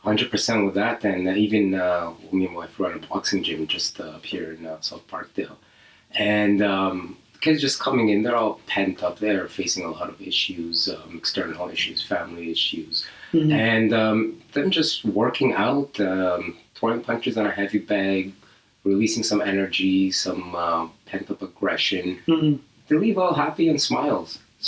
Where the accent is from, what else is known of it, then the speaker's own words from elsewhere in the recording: Libya; also born or lived in Canada; I grew up in Libya. I was born in Canada, but my dad needed a job, so a friend of him got him a job at the university.